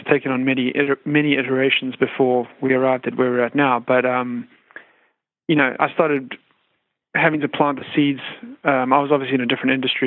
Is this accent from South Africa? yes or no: yes; South Africa; moved away as an adult; now in United States; I have a funny accent and I'm not originally from the United States. I'm originally from South Africa, but I've spent the last 12 to 15 years here in the U.S.